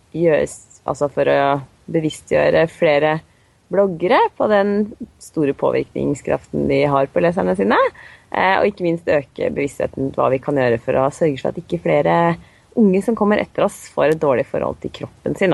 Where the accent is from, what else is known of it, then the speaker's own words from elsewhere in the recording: Drammen, Buskerud, Norway; Og så kommer jeg fra Drammen og har tre barn.